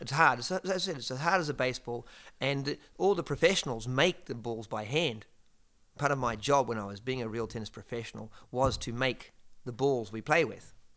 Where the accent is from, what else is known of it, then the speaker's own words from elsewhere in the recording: Geelong, Victoria, Australia; moved away; In a place called, uh, Geelong, uh, south of Melbourne in, uh, Australia